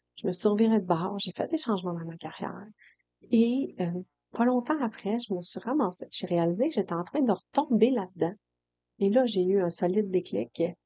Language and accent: French; Quebec, Canada; accent: Saguenay-Lac-Saint-Jean; je viens d'une famille du Saguenay-Lac-Saint-Jean